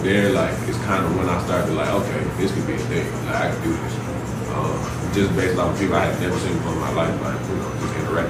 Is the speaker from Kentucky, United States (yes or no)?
no; Atlanta, Georgia, United States; It is an acronym. It stands for someone you remember forever. I am from East Atlanta